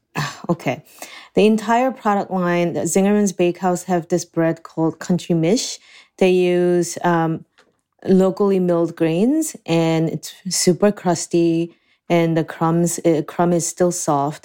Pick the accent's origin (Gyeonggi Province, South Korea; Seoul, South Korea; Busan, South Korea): Seoul, South Korea; also born or lived in New Jersey; now in Ann Arbor, United States; I was born and raised in Seoul, Korea.